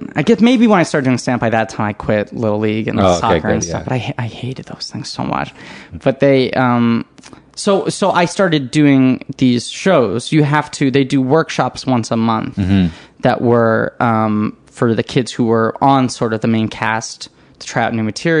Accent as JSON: {"language": "English", "town": "New York City", "region": "New York", "country": "United States", "tie": "born or raised there", "said": "I grew up in New York City, yeah."}